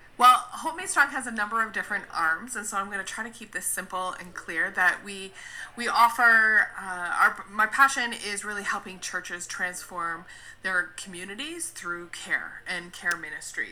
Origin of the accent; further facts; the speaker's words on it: Canada; I'm from Canada, so uh, in Canada, my le- my registration is I'm a registered social worker.